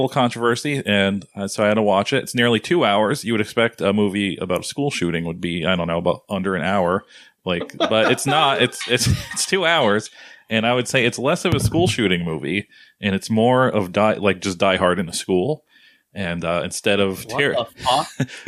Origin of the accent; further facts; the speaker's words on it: Northeast, United States; I'm from the Northeast, so everything's kind of compact up there.